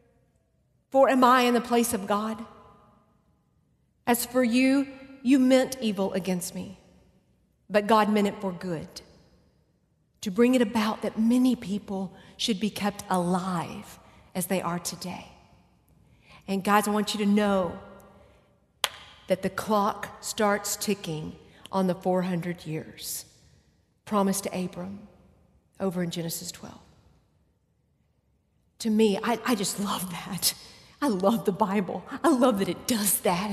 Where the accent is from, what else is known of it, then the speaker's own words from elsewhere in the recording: Texas, United States; I'm from Texas, and we talk a lot